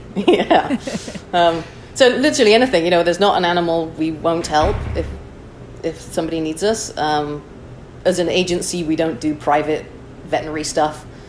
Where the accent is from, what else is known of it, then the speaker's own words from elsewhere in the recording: Chester, North West England, United Kingdom; moved away as an adult; also born or lived in Wichita, Kansas; now in San Francisco, United States; I'm originally from Chester, England